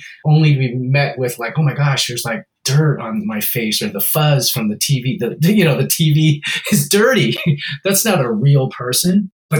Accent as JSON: {"language": "English", "country": "Hong Kong", "said": "My proficiency is now in English. My parents' proficiency is in Cantonese because we're from Hong Kong."}